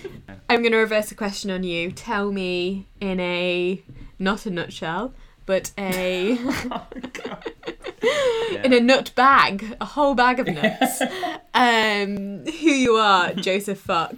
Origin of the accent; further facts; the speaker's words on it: Nottinghamshire, East Midlands, United Kingdom; moved away as an adult; also born or lived in East London; now in London, United Kingdom; And I'm originally from Nottinghamshire, but now I live in East London.